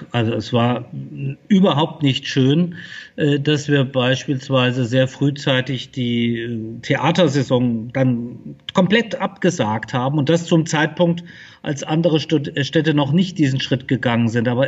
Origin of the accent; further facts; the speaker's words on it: Fulda, Hesse, Germany; Ich bin äh, hier in Fulda geboren und aufgewachsen.